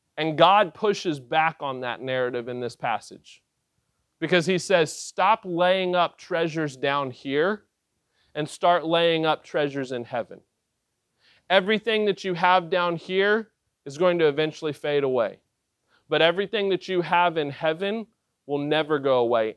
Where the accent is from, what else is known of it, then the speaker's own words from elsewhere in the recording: West Virginia, United States; I was born in West Virginia